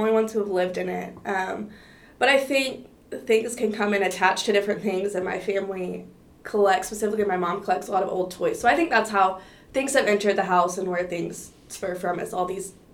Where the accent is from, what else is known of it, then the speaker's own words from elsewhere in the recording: Fort Worth, Texas, United States; I'm originally from Fort Worth